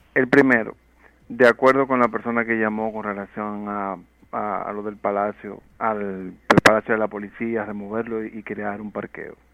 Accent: Dominican Republic; nosotros como dominicanos

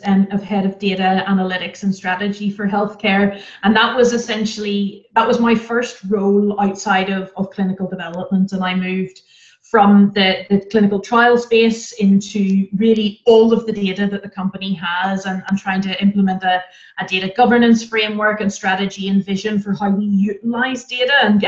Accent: Ireland; moved away as an adult; now in Germany; So I'm Irish and I have had the pleasure of living in several different countries as I've moved around with my career

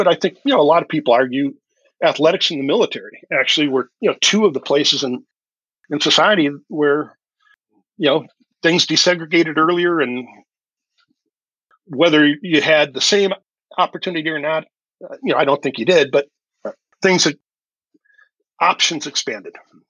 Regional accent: the North, United States; I grew up in the North. I've lived in the North my whole life, and so I, you know, always understood that if you were black, you weren't going to play football at a major, you know, state university in the South.

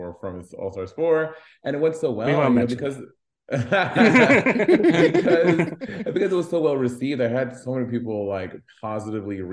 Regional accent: New York City, New York, United States; I'm from New York

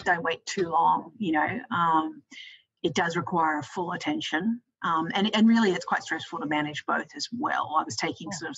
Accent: Australia; also born or lived in United States; when I moved back to Australia, because I'm from Australia

